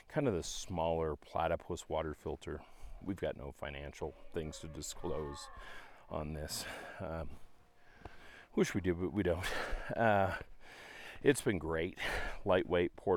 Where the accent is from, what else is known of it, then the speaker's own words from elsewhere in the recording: Dallas, Texas, United States; we're from Dallas, Texas